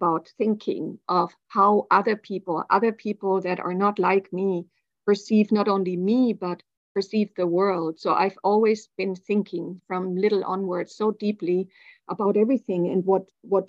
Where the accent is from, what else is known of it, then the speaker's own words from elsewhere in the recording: Germany; I grew up in Germany in the 70s and 80s